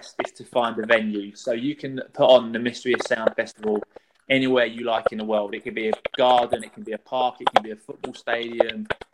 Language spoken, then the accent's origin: English; London, United Kingdom; I grew up in Gants Hill, so I know Valentine's Park very well